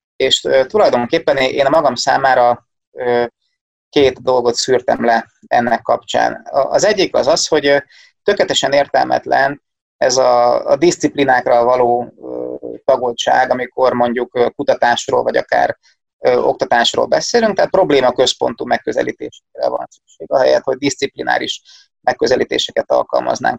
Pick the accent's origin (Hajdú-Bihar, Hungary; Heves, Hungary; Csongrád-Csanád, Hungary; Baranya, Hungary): Csongrád-Csanád, Hungary; Szeged; also born or lived in Domaszék; Szegeden születtem, itt is élek